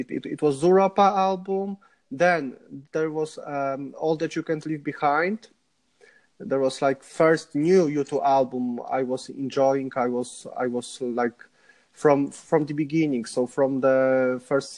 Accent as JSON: {"language": "English", "town": "Łódź", "region": "Łódź Voivodeship", "country": "Poland", "tie": "born or raised there", "also_born_or_lived": "Dublin, Ireland", "second_language": "English", "moved": "as an adult", "lives_now": "Warsaw, Poland", "said": "my hometown is Łódź, just next to Warsaw"}